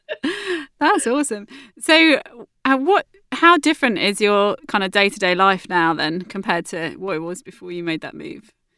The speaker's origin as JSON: {"language": "English", "town": "Southampton", "region": "South East England", "country": "United Kingdom", "tie": "born or raised there", "said": "It is my hometown and it's where I live now."}